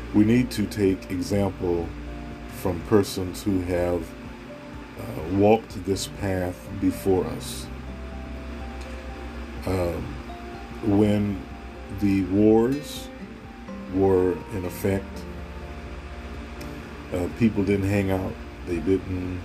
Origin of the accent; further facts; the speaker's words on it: United States; I am African American